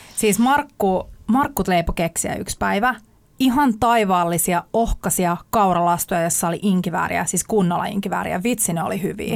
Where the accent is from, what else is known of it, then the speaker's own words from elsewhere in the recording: Sipoo, Uusimaa, Finland; asuin lapsuuteni Sipoossa metsän keskellä yksin